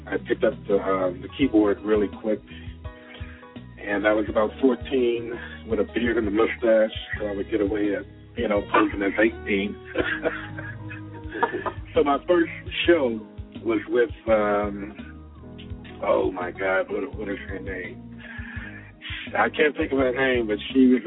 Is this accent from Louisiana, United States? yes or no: yes; New Orleans, Louisiana, United States; I'm from New Orleans, Louisiana, born and raised.